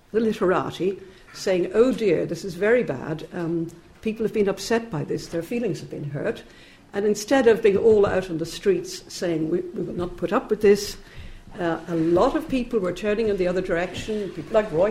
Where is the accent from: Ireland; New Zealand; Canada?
Ireland; moved away as an adult; now in United Kingdom; I'm an Irish immigrant, like Connor. I came here in the late 60s.